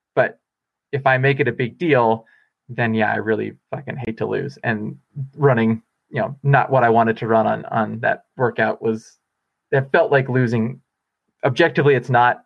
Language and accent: English; Bellingham, Washington, United States; now in Boulder, United States; I'm going back to Bellingham, my, my hometown where my parents live